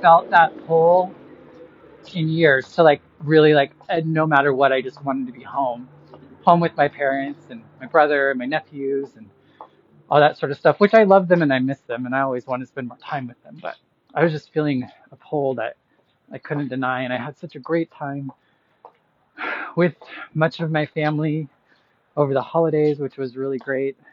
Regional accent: Boise, Idaho, United States; moved away as an adult; now in Chicago, United States; 10 years ago that I moved from Boise, Idaho, that I moved from here to Chicago and started my journey away from Idaho.

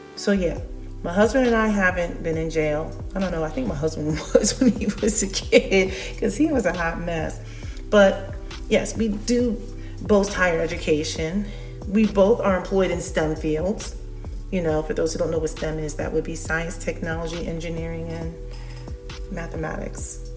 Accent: United States; I am American. I was born here

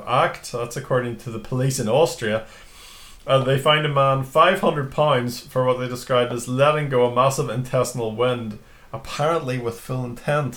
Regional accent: Newtownards, Northern Ireland, United Kingdom; But I'm from Newton Arts anyway, so it's a town in Northern Ireland.

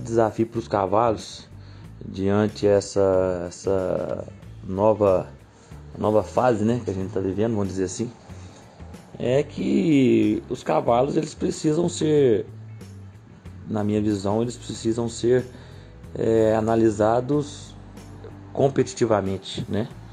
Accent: Cruzília, Minas Gerais, Brazil; Sou de Cruzilha

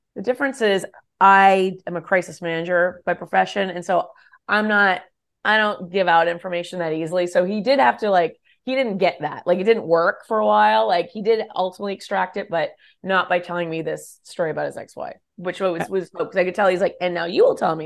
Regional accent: California, United States; moved away as an adult; also born or lived in Texas; I'm a Californian.

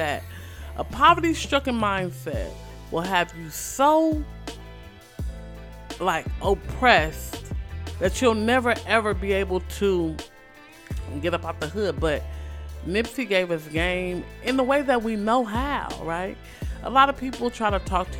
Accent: Los Angeles, California, United States; I still live in the Crenshaw area

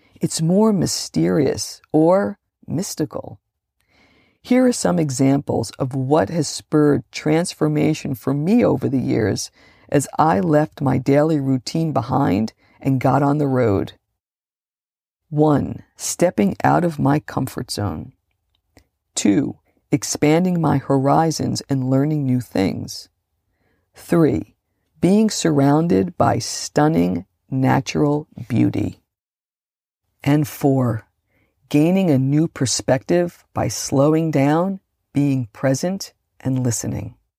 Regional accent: Hudson County, New Jersey, United States; I grew up just outside of New York City, in the smallest, most densely populated county in New Jersey

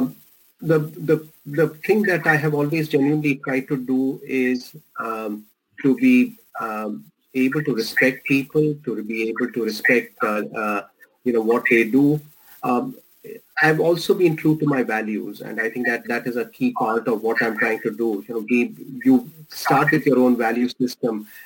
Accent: India; accent: Indian; moved away; my Indian accent

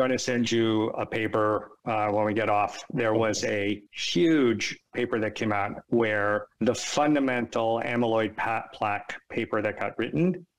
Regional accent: San Francisco, California, United States; moved away; also born or lived in East Coast, United States; I was born and raised in San Francisco. Half my life was out there and half my life is here. So I'm a child of both coasts.

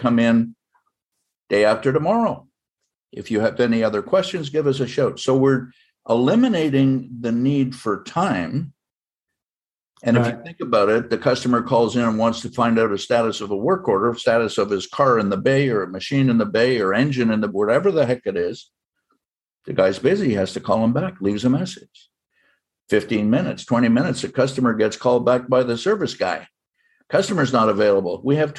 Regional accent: Canada; now in United States; I'm a Canadian citizen by birth. I'm American by choice.

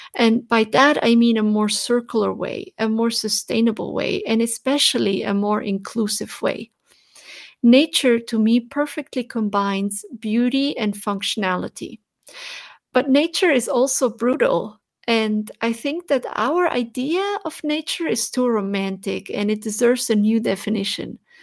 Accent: Switzerland; as a child when Growing up in Switzerland

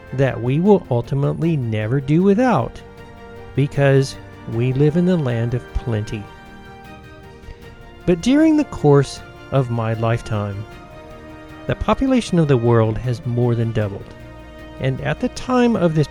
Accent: United States; also born or lived in Georgia / Tennessee; now in Colorado, United States; When I was growing up in Georgia and Tennessee, there were two working farms in our family.

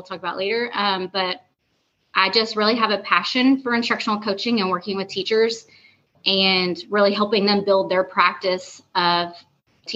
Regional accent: East Texas, United States; also born or lived in Dallas, Texas; I'm originally from East Texas

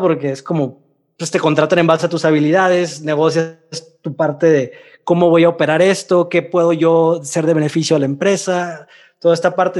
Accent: Mexicali, Baja California, Mexico; also born or lived in Russia; now in Mexico City, Mexico; de Mexicali

